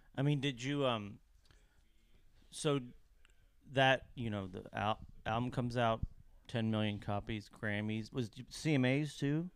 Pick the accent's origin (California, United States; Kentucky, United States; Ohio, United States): Kentucky, United States; Lexington; now in Nashville, United States; I grew up in the eighties in Kentucky